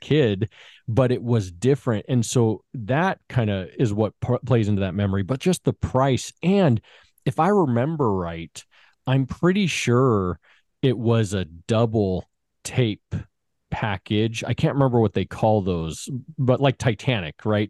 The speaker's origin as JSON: {"language": "English", "town": "Las Vegas", "region": "Nevada", "country": "United States", "tie": "born or raised there", "said": "I grew up in Vegas, and in Vegas, off of Warm Springs and Eastern"}